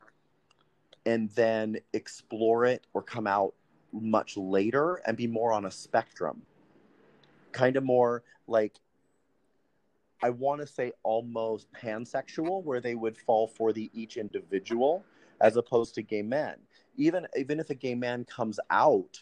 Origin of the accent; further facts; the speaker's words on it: Montana, United States; I was born and raised in Montana